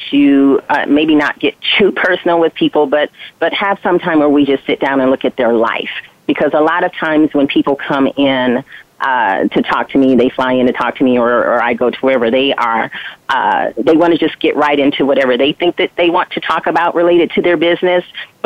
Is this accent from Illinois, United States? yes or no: no; Flint, Michigan, United States; I grew up in Flint, Michigan